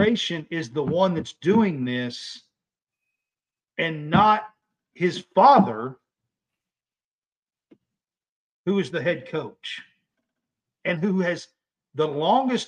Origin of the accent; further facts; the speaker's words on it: Kentucky, United States; I'm from Kentucky.